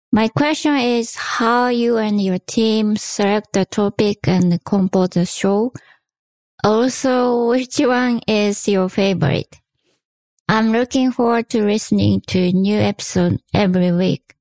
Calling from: Washington, United States; English is a second language; Hi, Jonathan. … from Washington State. I just want to say that I love your podcast so much and I learned so many things from it.

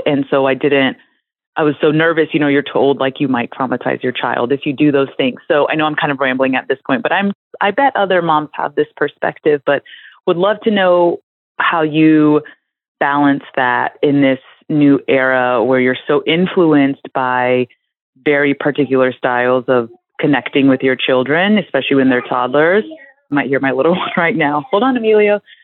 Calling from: South Carolina, United States; I'm calling from South Carolina.

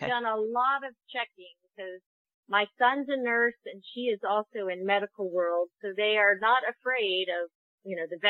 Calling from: Athens, Georgia, United States; I am calling from Athens, Georgia.

